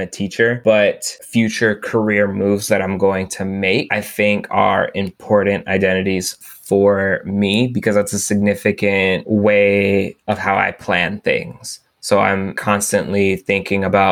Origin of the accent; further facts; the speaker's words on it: Texas, United States; my geographic background, I'm a Texan